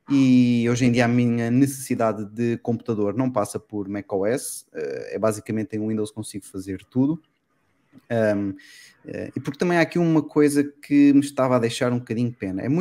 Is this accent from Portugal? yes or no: yes; Portugal; accent: Lisbon, with traces of Alentejo; Eu tenho um sotaque que é mistura de eh, agora é praticamente Lisboeta, mas ainda tem ali uns toques de vez em quando alentejano, muito pouco, mas ainda tem.